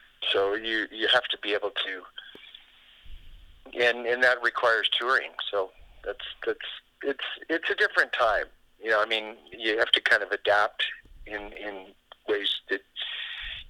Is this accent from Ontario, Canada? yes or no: no; Calgary, Alberta, Canada; moved away; I grew up in Calgary